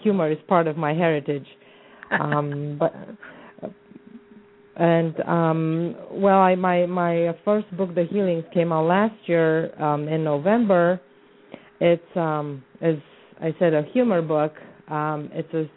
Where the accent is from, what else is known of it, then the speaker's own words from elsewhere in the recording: Bucharest, Romania; moved away as an adult; now in Arizona, United States; I was born and raised in the Balkans